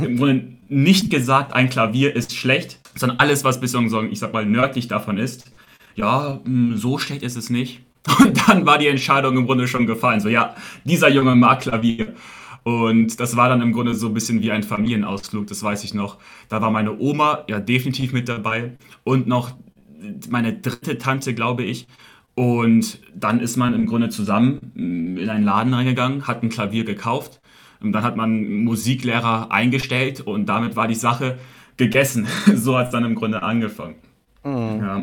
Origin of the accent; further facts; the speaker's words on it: Shanghai, China; moved away as an adult; also born or lived in Beijing, China; now in Munich, Germany; Ich wurde in China geboren, genau gesagt in Shanghai. Bin dann sehr früh nach Peking gezogen, war dort sechs Jahre, dann wieder zurück nach Shanghai gezogen und dann bin dann wirklich, man kann so sagen, in Shanghai aufgewachsen